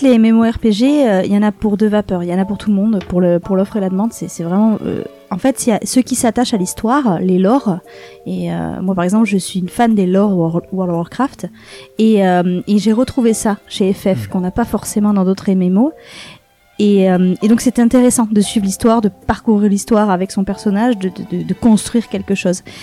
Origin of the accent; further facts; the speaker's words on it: Aix-en-Provence, Provence-Alpes-Côte d'Azur, France; moved away as an adult; now in Bordeaux, France; je suis pas de la région à la base, je suis de Aix-en-Provence